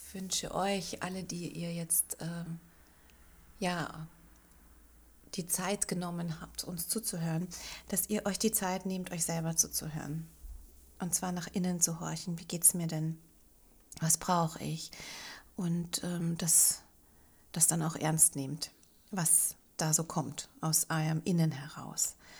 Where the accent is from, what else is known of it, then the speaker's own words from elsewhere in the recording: Linz, Upper Austria, Austria; moved away; also born or lived in Bogen; wieder in meine Heimatstadt nach Linz zu ziehen